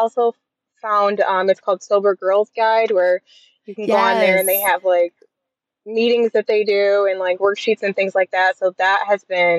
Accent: Michigan, United States; moved away as an adult; now in Alabama, United States; I am from Michigan.

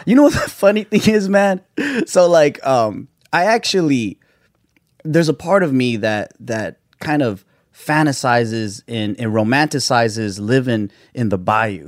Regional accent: Gardena, California, United States; it's a little city called Gardena.

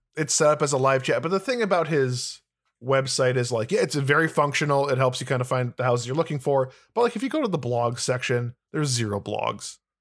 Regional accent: Illinois, United States; I'm from Illinois, the land of corruption

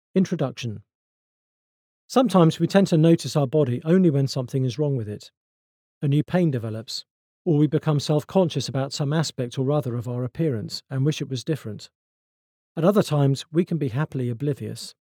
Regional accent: United Kingdom; I'm British

